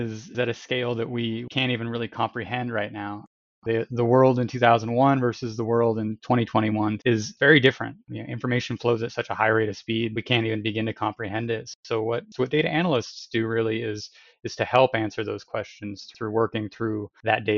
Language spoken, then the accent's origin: English; Washington, United States; I grew up out here in Washington State.